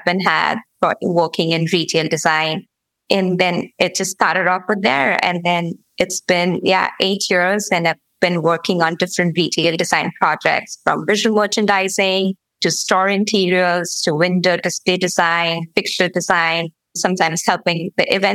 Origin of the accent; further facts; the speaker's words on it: Mumbai, Maharashtra, India; moved away as an adult; now in Columbus, United States; I moved to Columbus in 2015. I'm originally from Mumbai, India